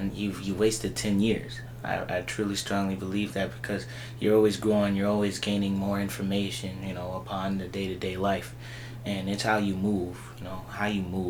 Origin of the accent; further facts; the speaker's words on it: Bloomington, United States; I grew up here in Bloomington. It's been a long time, you know, since a little boy.